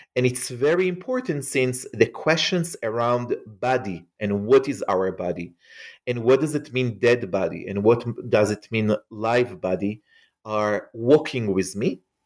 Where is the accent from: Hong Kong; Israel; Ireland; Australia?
Israel; English is a second language; as you can hear probably from my accent, um, I am not an American. I grew up in Israel